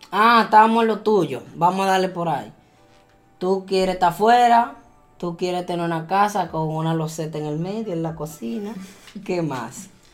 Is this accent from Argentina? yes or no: no; Dominican Republic